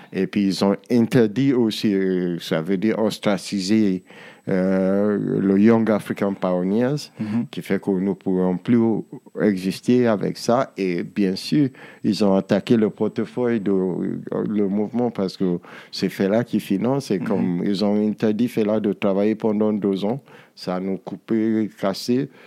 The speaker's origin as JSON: {"language": "French", "country": "Nigeria", "said": "nous au Nigeria"}